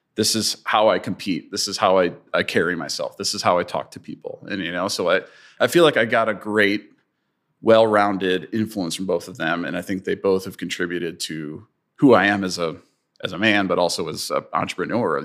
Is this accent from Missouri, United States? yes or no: yes; St. Louis, Missouri, United States; I'm, I'm a St. Louis and I grew up in St. Louis